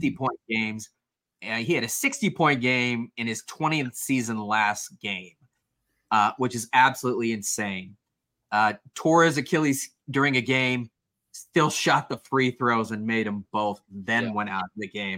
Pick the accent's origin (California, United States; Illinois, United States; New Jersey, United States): California, United States; Los Angeles; growing up in Los Angeles